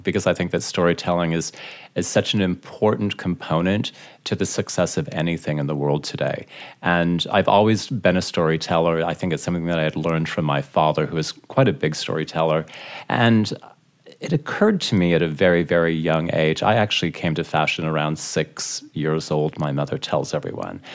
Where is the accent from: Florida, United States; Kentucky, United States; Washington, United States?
Washington, United States; Seattle; moved away as an adult; also born or lived in Beverly Hills / Dallas; growing up in Seattle, I mean, Seattle's an amazing city